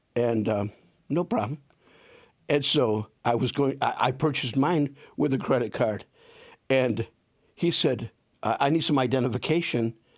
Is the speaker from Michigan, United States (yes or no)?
yes; Saginaw, Michigan, United States; moved away as an adult; also born or lived in El Paso, Texas / Plymouth, Indiana; now in South Bend, United States; I grew up in Saginaw, Michigan